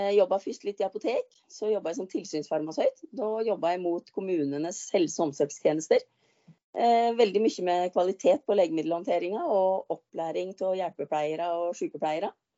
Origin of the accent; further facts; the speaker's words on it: Nesbyen, Buskerud, Norway; also born or lived in Oslo; mamma og pappa flytta hjem igjen og overtok eh, odelsgården til mor mi, eller småbruket